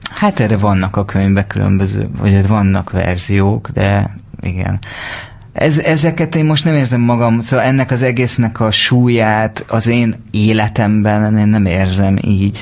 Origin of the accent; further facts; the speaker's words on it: Siklós, Baranya, Hungary; én délbaranyai vagyok